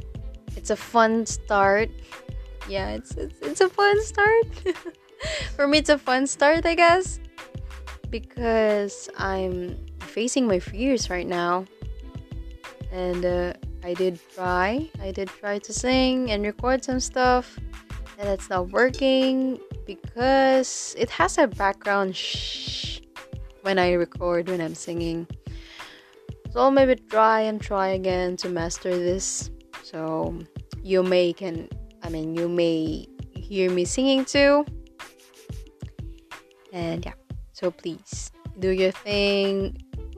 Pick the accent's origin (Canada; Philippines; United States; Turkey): Philippines; first language Tagalog; English is a second language; English is not my first language. It's Filipino, it's Tagalog.